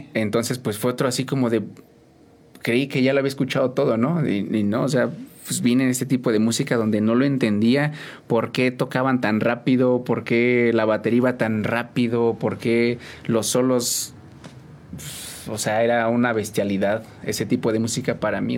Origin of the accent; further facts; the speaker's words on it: San Juan del Río, Querétaro, Mexico; 100% de aquí de San Juan del Río